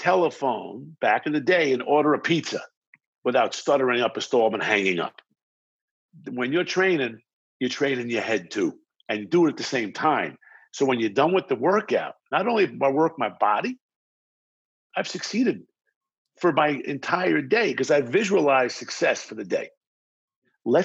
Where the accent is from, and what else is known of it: Baldwin, New York, United States; born or raised there; accent: New York, New Jersey vibe; moved away as an adult; also born or lived in Brooklyn, New York; now in Los Angeles, United States